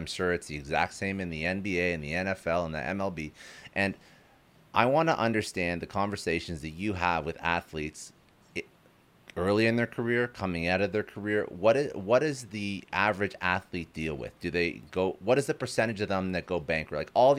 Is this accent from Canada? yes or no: yes; Canada; I'm Canadian. I used to play hockey. All my references, I reference universities, not colleges.